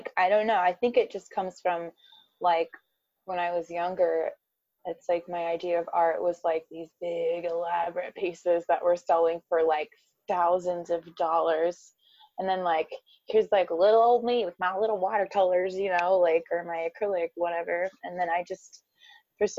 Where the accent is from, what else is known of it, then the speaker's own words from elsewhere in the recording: Midwest, United States; I'm from the Midwest.